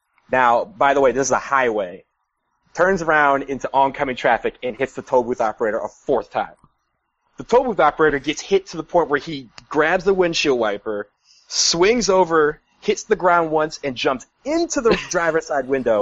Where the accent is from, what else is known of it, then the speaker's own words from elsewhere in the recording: United States; I'm a tourist from the United States